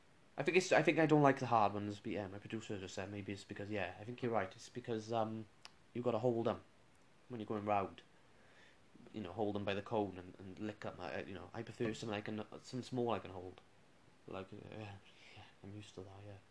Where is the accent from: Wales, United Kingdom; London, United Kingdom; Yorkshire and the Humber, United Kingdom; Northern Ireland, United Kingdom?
Wales, United Kingdom; Welsh; I'm Welsh, with Chopsy.